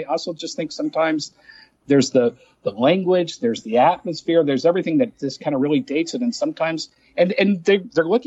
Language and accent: English; Dallas, Texas, United States; I'm from Texas, born and raised in Dallas